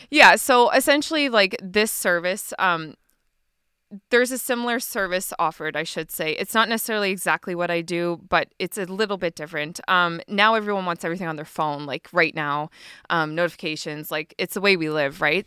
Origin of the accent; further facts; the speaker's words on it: Harrietsfield, Nova Scotia, Canada; moved away as an adult; also born or lived in Fort Saskatchewan, Alberta / Edmonton, Alberta; I actually grew up in Harrietsfield, like around the Loop. I'm a loop girl.